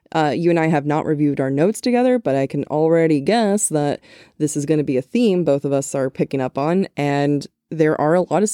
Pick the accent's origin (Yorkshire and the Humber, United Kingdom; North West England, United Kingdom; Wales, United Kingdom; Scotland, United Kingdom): Wales, United Kingdom; now in England; So I'm Welsh/British, currently living in England